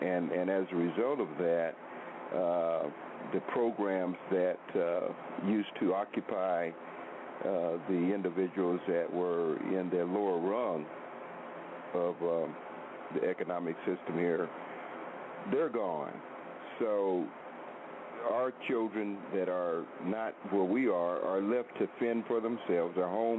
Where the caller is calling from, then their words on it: Oklahoma, United States; I'm in Oklahoma now